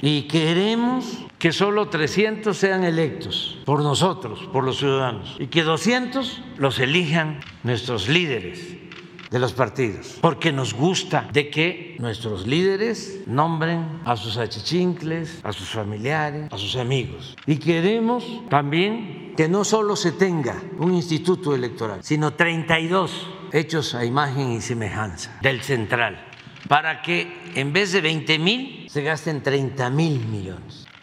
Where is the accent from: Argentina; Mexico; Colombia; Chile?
Mexico; Tepetitán, Tabasco; moved away; como se decía antes en Tepetán, mi pueblo